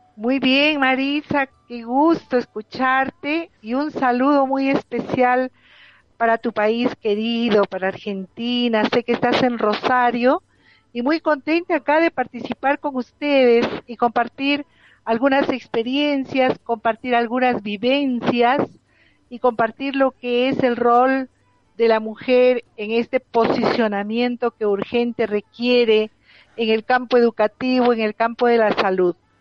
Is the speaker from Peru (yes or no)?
yes; Peru; En nuestro país, por ejemplo, en el mes de mayo, en mi país, en Perú